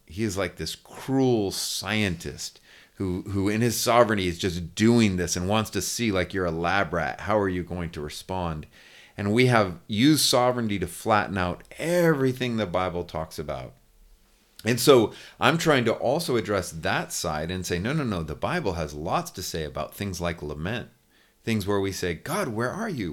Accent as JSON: {"language": "English", "region": "California", "country": "United States", "also_born_or_lived": "United Kingdom", "moved": "as an adult", "lives_now": "Lookout Mountain, United States", "said": "I'm originally from California. Uh, my wife and I are Californians, but haven't lived there in twenty-five years."}